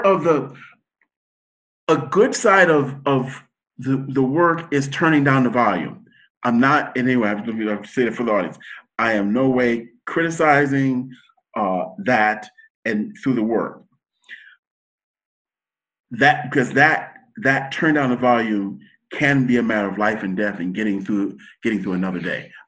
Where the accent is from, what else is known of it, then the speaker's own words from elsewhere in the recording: United States; as American, that's our culture